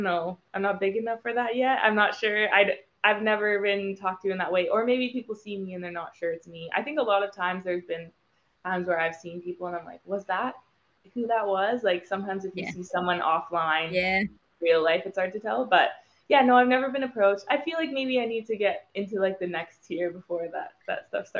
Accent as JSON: {"language": "English", "town": "Vancouver", "region": "British Columbia", "country": "Canada", "moved": "yes", "lives_now": "Los Angeles, United States", "said": "I'm from Vancouver, Canada originally, so I do want to go back home"}